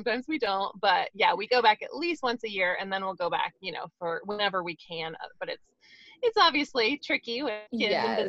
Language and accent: English; Ohio, United States; moved away as an adult; also born or lived in California / Georgia; So I was born in California, but I spent most of my childhood in Ohio. So my mom raised myself and my two older brothers. And then I went to college in Ohio.